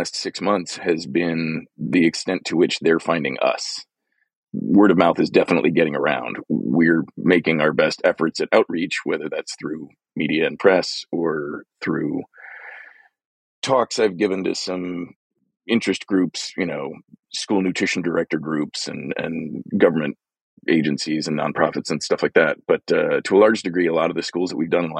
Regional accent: Glendale, California, United States; my hometown, Glendale, California, where I live now

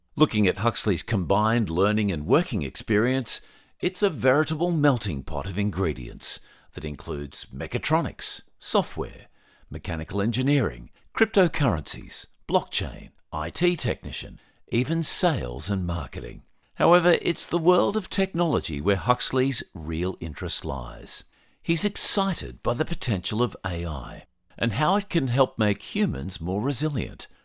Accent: Australia

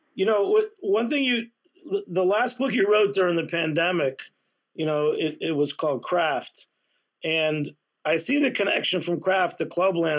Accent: Massachusetts, United States; I grew up in Massachusetts

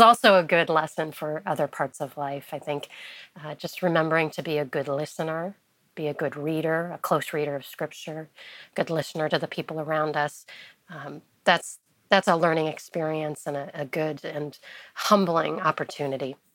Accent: Wheaton, Illinois, United States; moved away as an adult; also born or lived in Taiwan / France; now in Washington, D.C., United States; growing up in Wheaton, Illinois

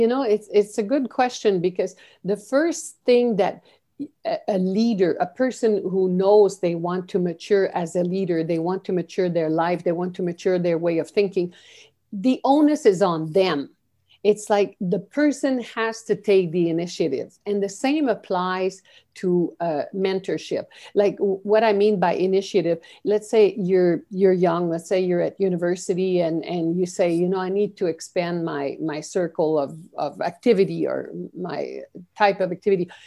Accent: Canada; moved away as an adult; also born or lived in Peru / Guatemala / Brazil / China; I'm a Canadian, And I was, um, although I was born and educated here

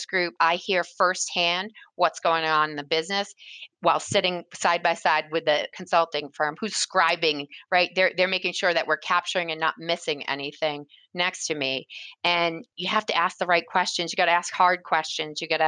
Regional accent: New England, United States; I was born and raised in New England

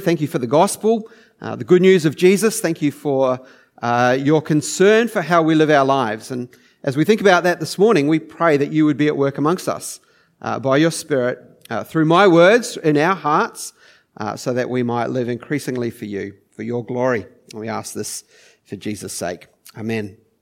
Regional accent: New Zealand; moved away as an adult; now in Geelong, Australia; I, I grew up in New Zealand

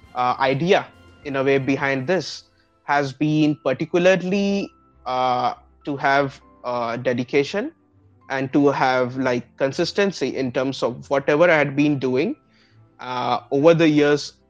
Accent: Gorakhpur, Uttar Pradesh, India; moved away; also born or lived in Aurangabad; I was born and brought up in Gorakhpur, Uttar Pradesh, and particularly my family hails from west bengal but uh, for me my birth and my i would say entire childhood has been spent in the city

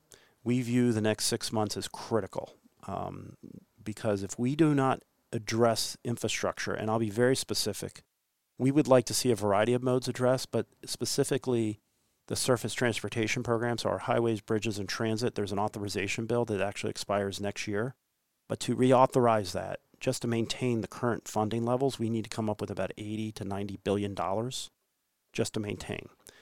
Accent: California, United States; I'm from California, I've been to Missouri, all over the place

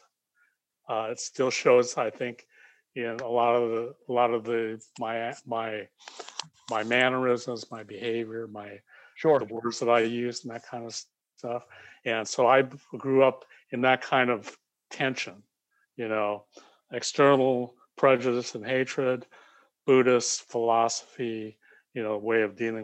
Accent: United States; So I'm Japanese American, but I was born in America.

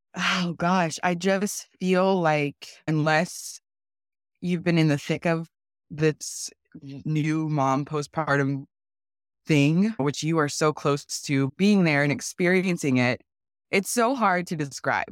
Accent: Tacoma, Washington, United States; also born or lived in San Diego, California; I was born in San Diego, we moved to Tacoma when I was nine

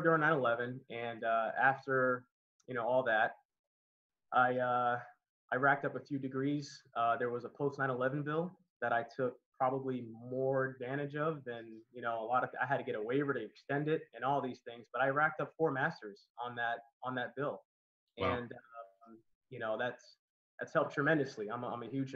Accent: Connecticut, United States; moved away as an adult; also born or lived in Miami / Old San Juan, Puerto Rico; now in Los Angeles, United States; I'm originally from Connecticut, and I moved to Miami. I've been there almost 11 years

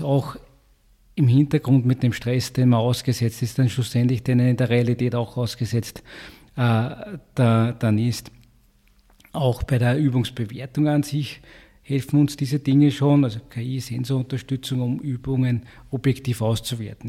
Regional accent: Upper Austria, Austria; also born or lived in Graz; now in Vienna, Austria; Ich komme aus Oberösterreich äh, mit einem starken Freiwilligenfeuerwehrwesen, schon seit Jugend, Kindesbeinen an quasi bei der, bei der Freiwilligenfeuerwehr

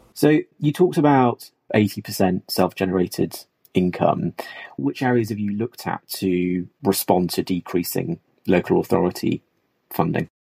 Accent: Nottingham, East Midlands, United Kingdom; As someone who was born and bred in Nottingham

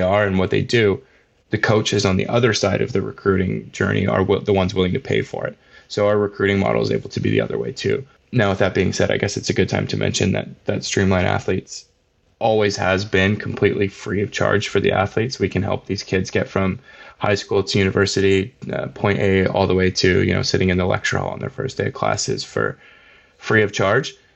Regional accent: Vancouver Island, British Columbia, Canada; I grew up on Vancouver Island.

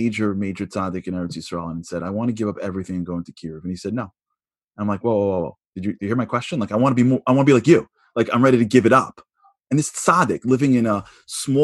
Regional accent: New York, United States; I'm a New Yorker

